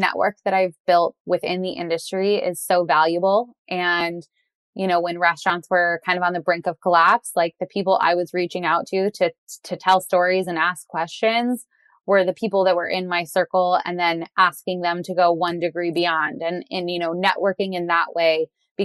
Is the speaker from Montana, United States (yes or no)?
no; Southern California, United States; I grew up in Southern California